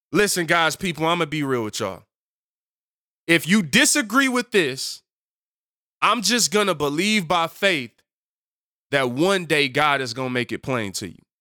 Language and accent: English; Detroit, Michigan, United States; I come from Detroit and Seven Mile